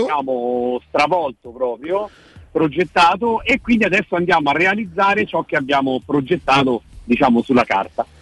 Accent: Rome, Lazio, Italy; noi da romani, da romani peraltro di generazioni

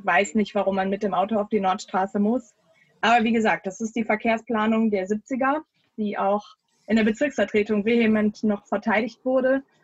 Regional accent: Düsseldorf, North Rhine-Westphalia, Germany; ich bin gebürtige Derndorferin tatsächlich. Also in Derndorf aufgewachsen

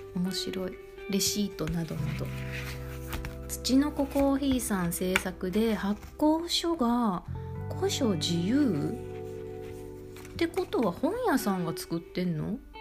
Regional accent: Kansai, Japan; accent: Kansai-ben; 私関西弁やから

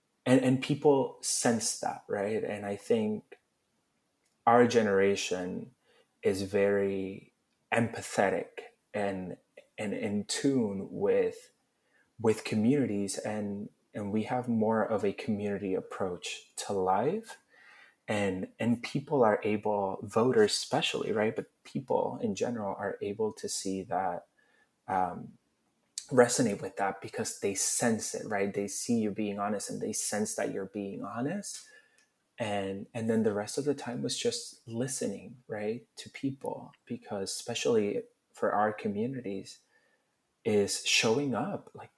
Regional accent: Puerto Rico; had I grown up the same way I grew up in Puerto Rico, but in Philly

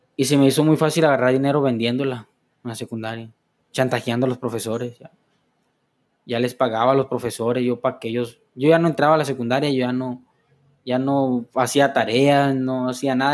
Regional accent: Los Mochis, Sinaloa, Mexico; yo nací en el año 99 del 5 de enero en Los Mochis, Sinaloa, justamente en el Hospital General aquí, que está cerca

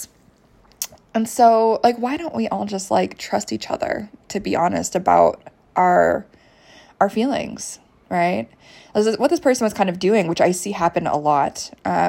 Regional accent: United States; also born or lived in Canada; I spent my formative years in the States

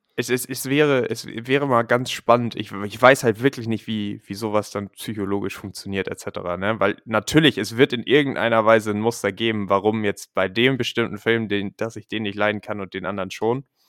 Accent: Germany; moved away; dass ich aus Deutschland komme

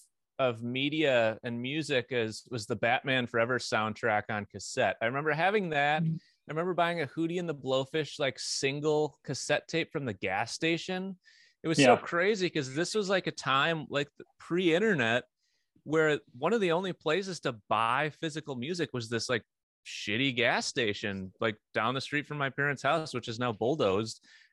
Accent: Wisconsin, United States; also born or lived in Vietnam / Madison, Wisconsin / Milwaukee, Wisconsin; No, I lived in Asia for a couple of years in Vietnam, and I lived in that's it. And then I lived in Madison, Wisconsin, and Milwaukee, Wisconsin.

